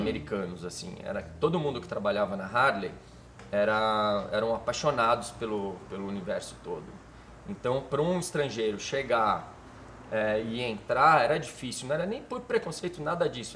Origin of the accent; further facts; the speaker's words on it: Minas Gerais, Brazil; moved away; also born or lived in Miami / São Paulo / Israel / London; eu morava em Minas